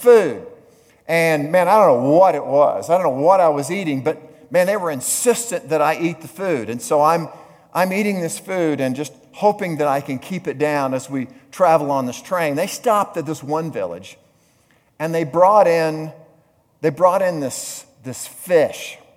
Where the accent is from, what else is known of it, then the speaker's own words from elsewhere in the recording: the South, United States; moved away; I grew up in the South